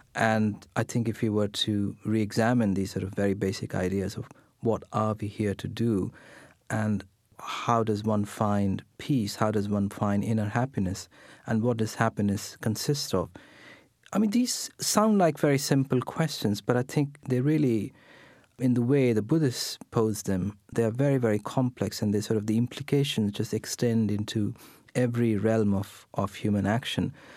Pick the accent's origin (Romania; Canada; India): India; English is a second language; I sit here speaking in English, which is not my first language. I'm sitting here, you know, wearing Western clothes, an Indian born in India